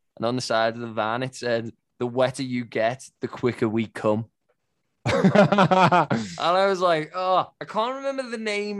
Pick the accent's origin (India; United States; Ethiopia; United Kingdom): United Kingdom; England; now in Sydney, Australia; It's been a very, very wet, turbulent time here in Sydney. It's rained for 3 weeks. I'm English.